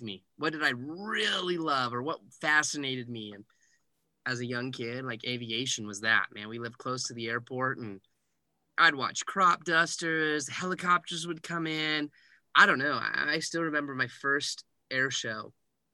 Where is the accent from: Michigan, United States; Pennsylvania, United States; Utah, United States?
Utah, United States; Heber City; I am from Heber City, Utah. A small little town, more cows than people at one point